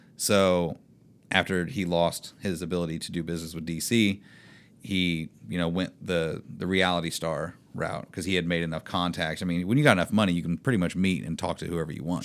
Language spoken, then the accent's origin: English; Indiana, United States; moved away; my hometown is, like, population of twelve or something